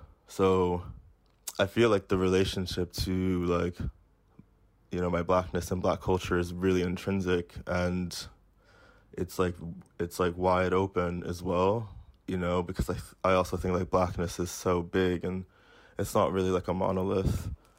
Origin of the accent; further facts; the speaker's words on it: United States; now in United Kingdom; I grew up like black in the United States. I live as a black person in Britain.